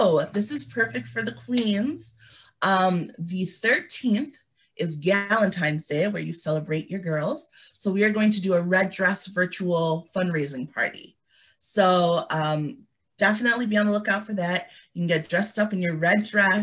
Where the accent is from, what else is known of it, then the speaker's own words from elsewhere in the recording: Liberia; moved away; I was born in Liberia